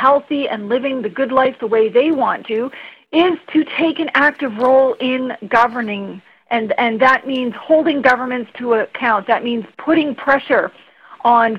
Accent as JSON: {"language": "English", "country": "Canada", "said": "I come from the Mi'kmaq Nation, my family raised me in the context that if I was going to identify as a Mi'kmaq person"}